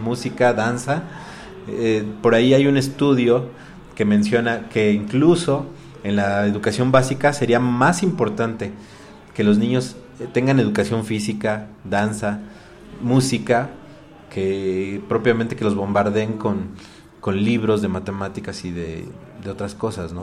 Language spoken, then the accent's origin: Spanish; Mexico; Son cosas que nos identifican como mexicanos.